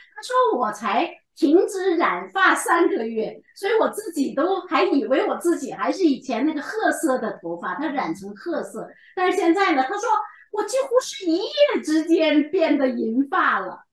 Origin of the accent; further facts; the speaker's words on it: China; 我们中国人